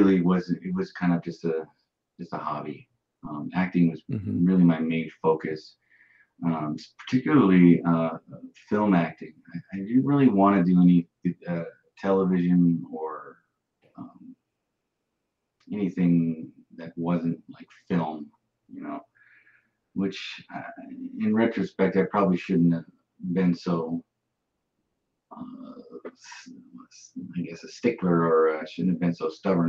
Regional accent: Bozeman, Montana, United States; also born or lived in Livingston, Montana; I was born around Livingston and grew up in Bozeman

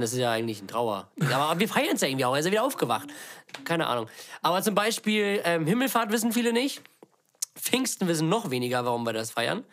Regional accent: Lübeck, Schleswig-Holstein, Germany; wir kommen aus Lübeck

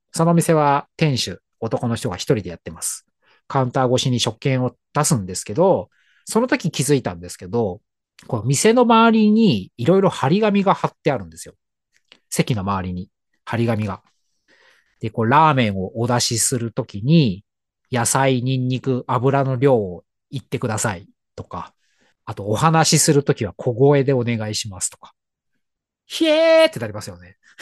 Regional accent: Tokyo, Japan; 東京の高円寺という町が地元で、

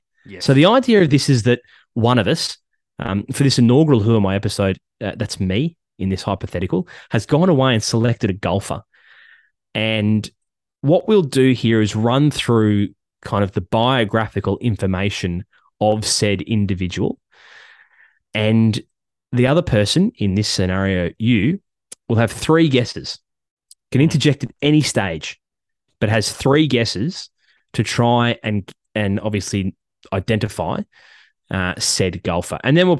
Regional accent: California, United States; Born in California. I'm not going to narrow it down because California is a big state. I was born in California.

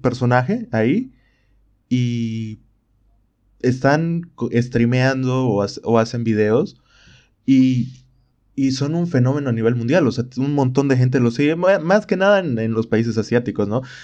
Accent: Bolivia; en mi país

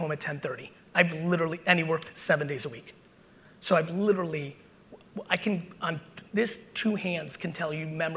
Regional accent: New Jersey, United States; also born or lived in Soviet Union; I'm an 80s Jersey boy, which meant I was outside 24/7. And so between my mom and the streets of Jersey, that's how I was raised

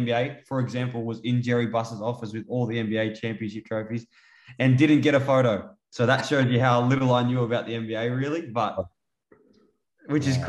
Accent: Sydney, New South Wales, Australia; Growing up in Sydney

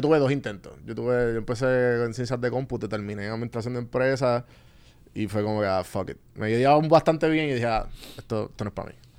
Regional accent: Guaynabo, Puerto Rico; moved away as an adult; now in Atlanta, United States; yo me crié en Guaynado San Juan

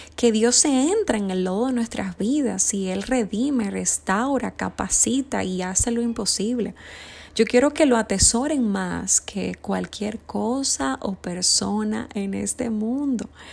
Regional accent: Dominican Republic; Ayer fue la celebración en mi país, República Dominicana

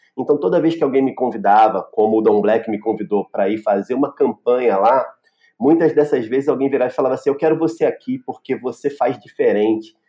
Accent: Rio de Janeiro, Brazil; moved away as an adult; now in Recife, Brazil; sou carioca da gema, do subúrbio carioca, ali de Ramos

